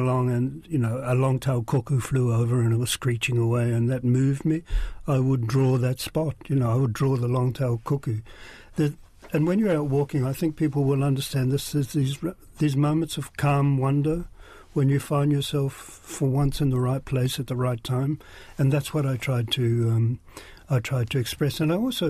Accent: Whanganui, Manawatū-Whanganui, New Zealand; I grew up in Whanganui

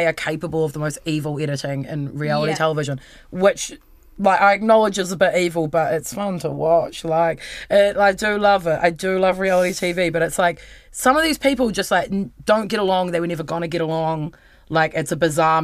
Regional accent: Wellington, New Zealand; I'm from New Zealand. They're like, where? I'm like, Wellington.

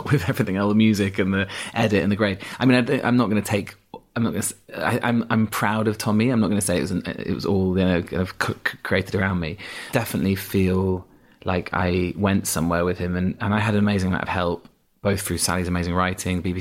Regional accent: Yorkshire and the Humber, United Kingdom; accent: Yorkshire; I had an accent. I had a strong Yorkshire accent till I was about um, 11, 12, yeah.

